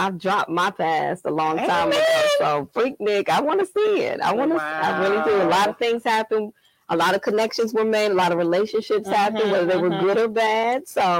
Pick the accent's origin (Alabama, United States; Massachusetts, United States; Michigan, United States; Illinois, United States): Michigan, United States; Saginaw; moved away as an adult; also born or lived in Florida / Chicago; now in Atlanta, United States; I grew up in Saginaw, Michigan. And of course, that's Michigan at the time. During the time I grew up, that was the age of the car